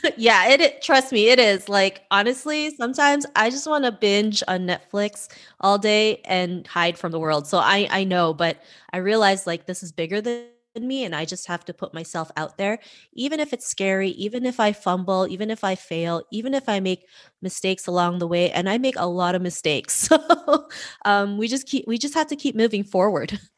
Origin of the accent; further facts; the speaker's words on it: Toronto, Ontario, Canada; growing up in Toronto, Canada